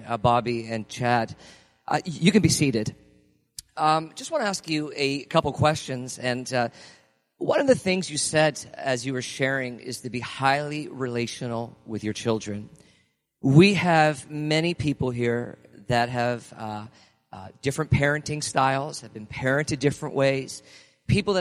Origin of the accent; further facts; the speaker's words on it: Canada; as Canadian kids growing up, tings was not in our language.